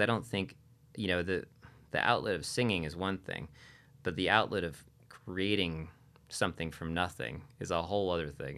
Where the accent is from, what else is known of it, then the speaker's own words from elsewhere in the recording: Wilton, Connecticut, United States; also born or lived in Nashville, Tennessee / Stonington, Connecticut; I grew up in New England. I was born in a little town called Wilton, Connecticut.